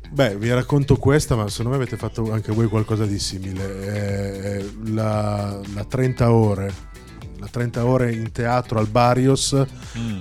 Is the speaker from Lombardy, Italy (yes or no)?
yes; Milan, Lombardy, Italy; siamo noi di Milano